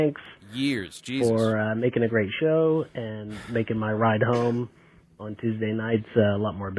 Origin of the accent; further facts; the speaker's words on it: United States; moved away as an adult; now in Japan; I'm calling from Japan. I'm from America, but I've been living here for about 7 years